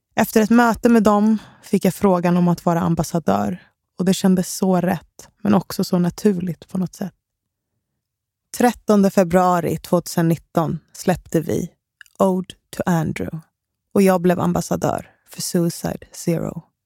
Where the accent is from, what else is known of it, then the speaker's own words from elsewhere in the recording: Stockholm, Stockholm County, Sweden; Enskededalen i Stockholm. Det var där jag växte upp